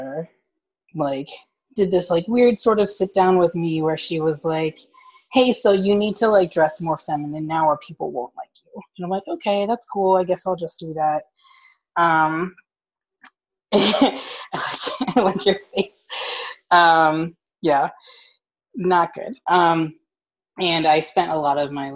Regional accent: West Chester, Pennsylvania, United States; I am from Westchester, Pennsylvania, which is about 30, 45 minutes outside of Philly

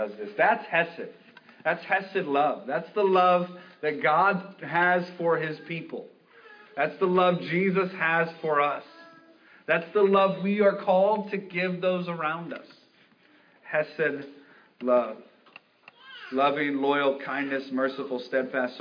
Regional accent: United States; we're English, we're American

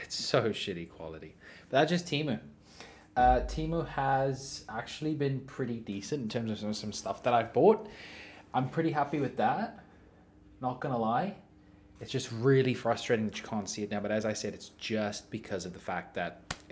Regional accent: South Africa; now in Australia; I grew up in South Africa

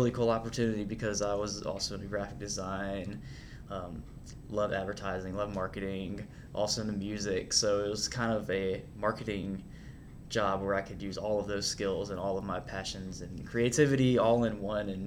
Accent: Durham, North Carolina, United States; also born or lived in Greensboro, North Carolina; now in Raleigh, United States; I actually was born and raised in Durham

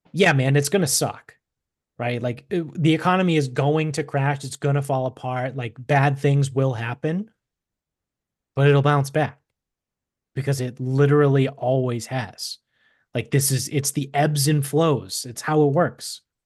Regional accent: Medford, Massachusetts, United States; moved away; we grew up in Medford, which is a suburb of Boston

